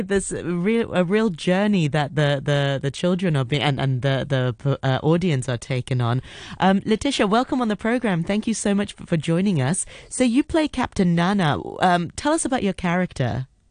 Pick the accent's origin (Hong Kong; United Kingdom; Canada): Hong Kong; growing up in Hong Kong